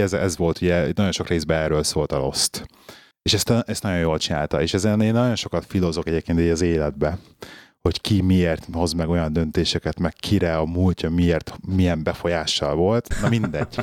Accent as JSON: {"language": "Hungarian", "region": "Budapest", "country": "Hungary", "tie": "born or raised there", "also_born_or_lived": "London", "moved": "as an adult", "lives_now": "Birmingham, United Kingdom", "said": "én pesti gyerek vagyok, ott nőttem fel Pesten, 6. kerületbe, belvárosba, 21 éves koromig ott laktam"}